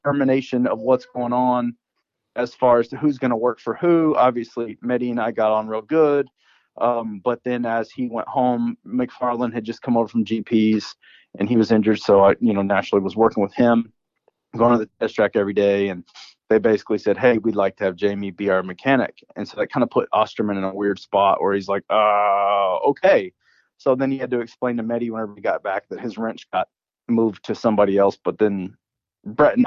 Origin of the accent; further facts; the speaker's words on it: Louisiana, United States; moved away as an adult; also born or lived in Valencia, California; now in Murrieta, United States; growing up in Louisiana